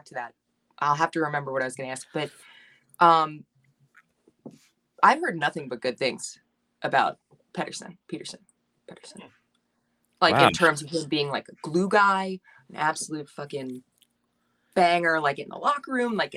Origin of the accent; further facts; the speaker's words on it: Long Island, New York, United States; I'm born and raised in Long Island.